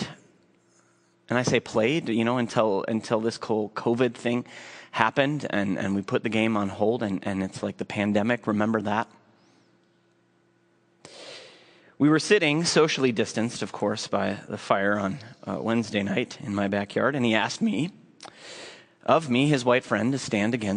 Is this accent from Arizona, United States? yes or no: no; Minneapolis, Minnesota, United States; I grew up here in South Minneapolis